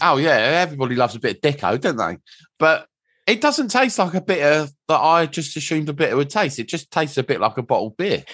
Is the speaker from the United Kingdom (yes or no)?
yes; England, United Kingdom; being English